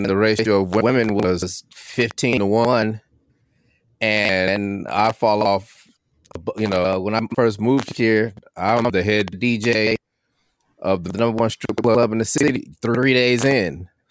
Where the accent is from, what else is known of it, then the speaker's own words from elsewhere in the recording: California, United States; now in Georgia, United States; I was from California. I went to school in California